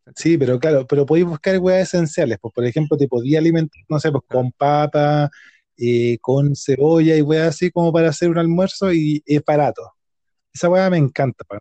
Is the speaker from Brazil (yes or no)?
no; Chile